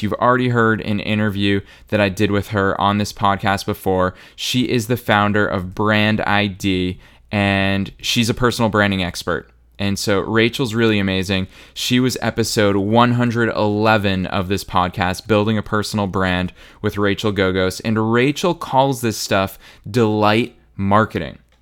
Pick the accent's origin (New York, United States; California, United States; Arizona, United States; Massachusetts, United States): Massachusetts, United States; Marlborough; my hometown, Marlboro, Massachusetts, for any of you that are curious about where I grew up